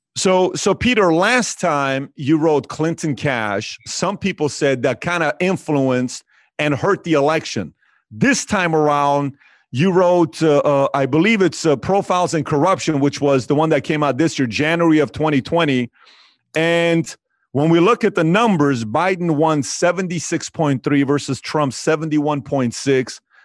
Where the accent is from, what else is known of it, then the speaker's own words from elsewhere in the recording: Iran; moved away; I was born and raised in Iran.